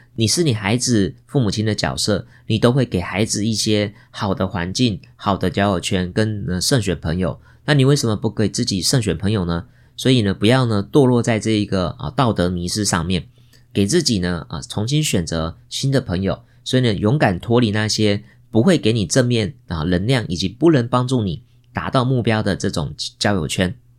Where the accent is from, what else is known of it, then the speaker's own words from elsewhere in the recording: Taiwan; 我们现在出生在台湾这个美丽的地方